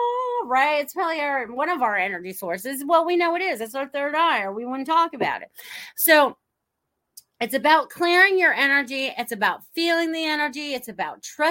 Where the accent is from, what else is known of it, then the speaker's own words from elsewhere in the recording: Norwalk, Connecticut, United States; moved away; also born or lived in Maine; I grew up in Norwalk, Connecticut originally, and then my father moved us to Maine.